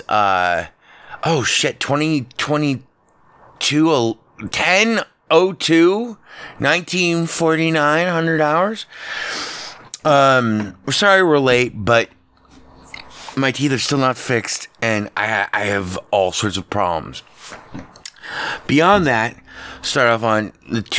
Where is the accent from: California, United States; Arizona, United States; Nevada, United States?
Nevada, United States; Las Vegas; here in my hometown, Las Vegas